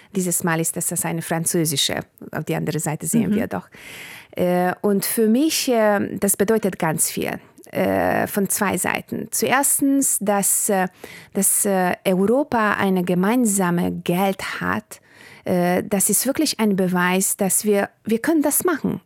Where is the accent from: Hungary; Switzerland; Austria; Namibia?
Hungary; German is a second language; mein Vater aus Bulgarien kam und meine Mutter äh, aus Ungarn und wir haben also im Ungarn gelebt, aber zu Hause haben wir Bulgarisch gesprochen